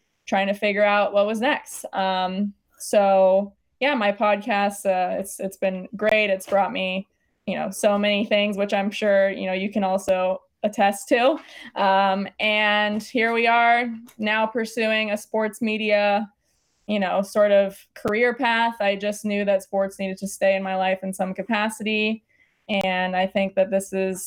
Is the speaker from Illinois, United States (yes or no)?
no; Los Angeles, California, United States; born and raised in Los Angeles